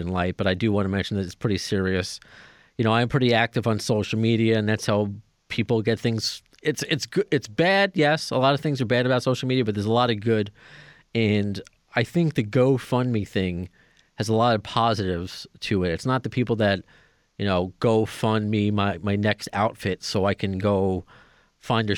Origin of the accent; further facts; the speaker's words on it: New York, United States; accent: New York; I got that New York thing